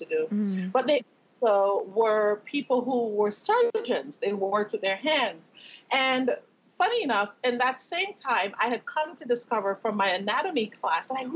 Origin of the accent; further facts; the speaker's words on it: Tobago, Trinidad & Tobago; now in Las Vegas, United States; growing up in Tobago in the Caribbean